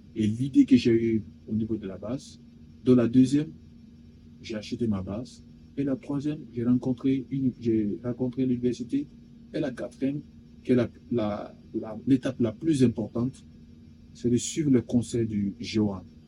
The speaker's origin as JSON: {"language": "French", "country": "Guinea", "said": "Je suis guinéen de nationalité"}